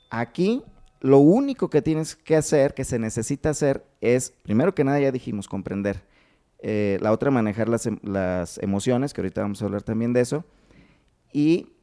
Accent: Uruapan, Michoacán, Mexico; De Uruapan

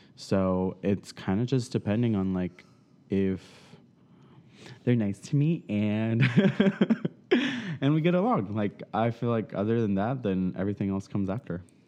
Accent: South Florida, United States; moved away; I'm from South Florida

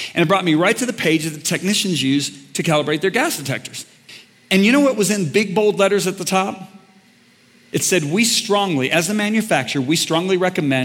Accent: White Lake, Michigan, United States; I grew up on White Lake, Michigan

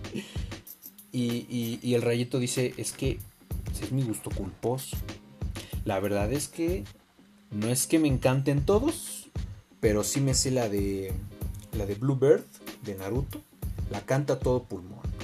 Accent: Mexico; todos somos mexicanos

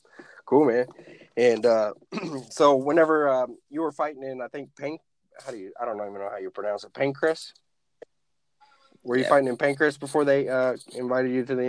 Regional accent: Oklahoma, United States; now in Fairfax, United States; I'm originally from Oklahoma. Midwesterners

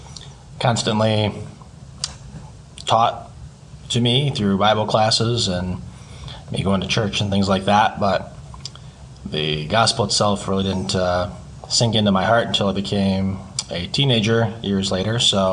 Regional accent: Grand Haven, Michigan, United States; also born or lived in Pensacola, Florida; I was born and raised in Grand Haven

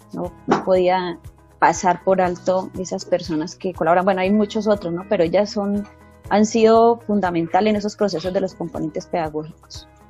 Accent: Colombia; como colombianos

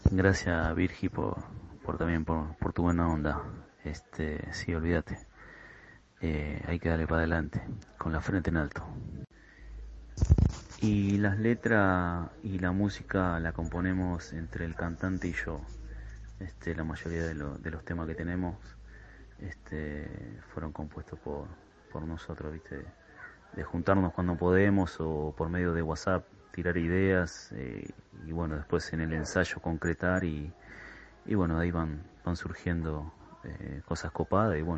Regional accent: Ezpeleta, Buenos Aires Province, Argentina; yo, por ejemplo, soy eh, de Espeleta, la zona de Quilmes.

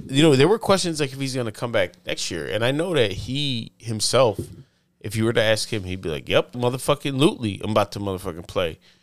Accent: the South, United States; I'm from the South

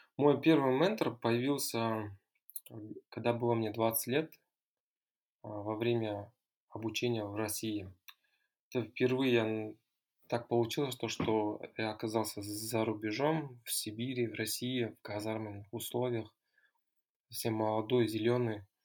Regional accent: near Taldykorgan, Almaty Region, Kazakhstan; also born or lived in United States / Russia; Я родом из Алматинской области. Э, Вырос, закончил школу недалеко от города Талдукурган

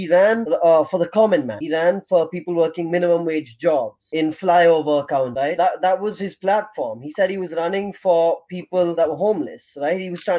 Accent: United States; now in United Kingdom; As an American citizen

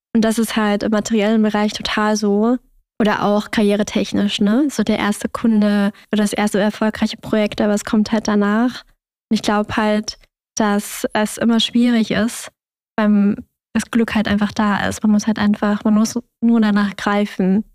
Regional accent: Germany; ich bin in Deutschland aufgewachsen

